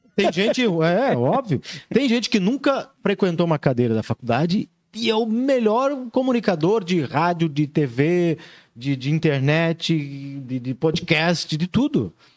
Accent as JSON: {"language": "Portuguese", "town": "Joinville", "region": "Santa Catarina", "country": "Brazil", "tie": "born or raised there", "said": "Sou natural de Joinville"}